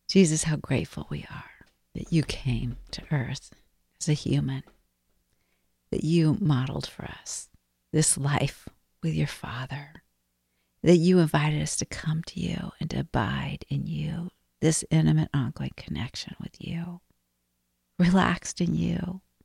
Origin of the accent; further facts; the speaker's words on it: Arizona, United States; moved away; I grew up in Arizona.